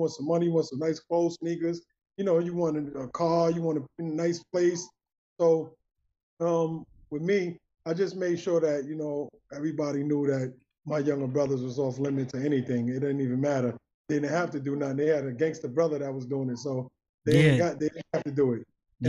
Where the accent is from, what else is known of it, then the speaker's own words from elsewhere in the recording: New York City, New York, United States; accent: Brooklyn; moved away; growing up in Brooklyn